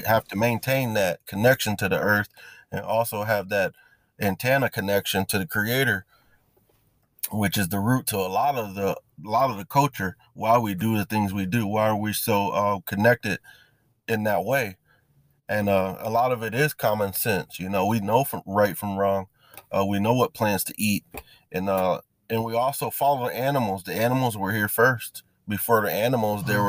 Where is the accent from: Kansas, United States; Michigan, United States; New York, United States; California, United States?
Michigan, United States; Battle Creek; I am from, actually, it's um, Battle Creek